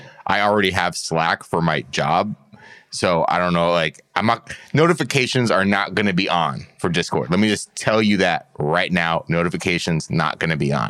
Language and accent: English; Los Angeles, California, United States; I grew up in Los Angeles